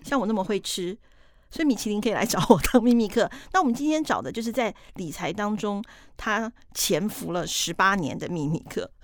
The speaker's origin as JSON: {"language": "Chinese", "country": "Taiwan"}